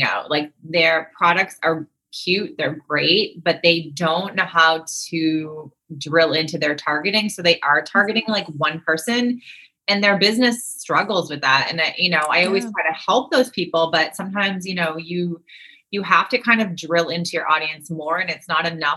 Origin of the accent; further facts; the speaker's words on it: Northeast, United States; I'm from the East Coast. So I feel like I'm from the Northeast.